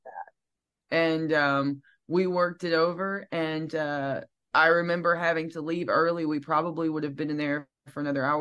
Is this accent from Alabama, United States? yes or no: yes; Piedmont, Alabama, United States; now in Nashville, United States; I am from Piedmont, Alabama